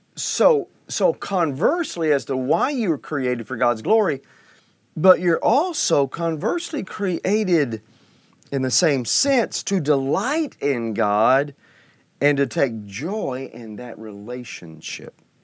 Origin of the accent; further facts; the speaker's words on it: Oklahoma, United States; I heard this as a child in Sunday school and growing up in Oklahoma